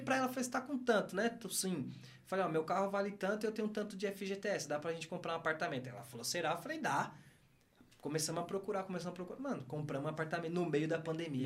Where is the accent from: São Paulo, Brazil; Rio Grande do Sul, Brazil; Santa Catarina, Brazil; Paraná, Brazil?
São Paulo, Brazil; moved away; eu amo meu bairro, mano, não onde eu nasci